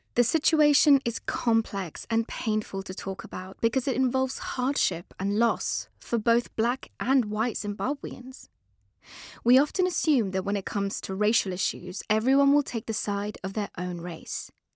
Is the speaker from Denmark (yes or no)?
no; England, United Kingdom; also born or lived in Afghanistan; we were both brought over at a young age and grew up in a very British way